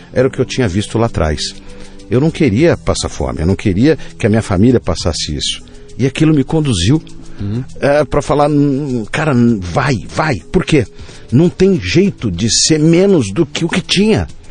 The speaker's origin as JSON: {"language": "Portuguese", "region": "São Paulo", "country": "Brazil", "tie": "born or raised there", "said": "fui criado lá no Campo Limpo, num bairro na periferia de São Paulo."}